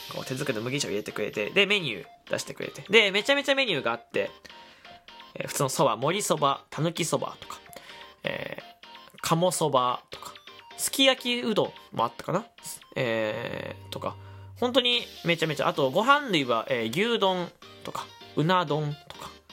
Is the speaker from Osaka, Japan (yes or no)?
no; Kyushu, Fukuoka, Japan; moved away; 僕関西、まあ西日本出身だからだけど、九州福岡出身だから